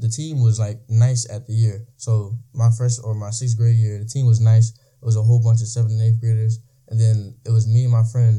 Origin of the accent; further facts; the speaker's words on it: Trenton, New Jersey, United States; I'm from Trenton, New Jersey